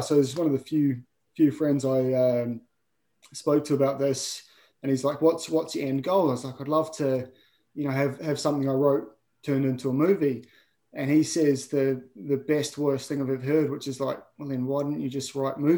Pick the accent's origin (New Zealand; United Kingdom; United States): New Zealand; I love my home, love the place I grew up